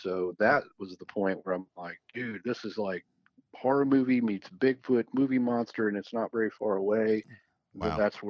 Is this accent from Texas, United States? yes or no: yes; Fort Worth, Texas, United States; also born or lived in Dallas, Texas; I was born in Fort Worth, Texas.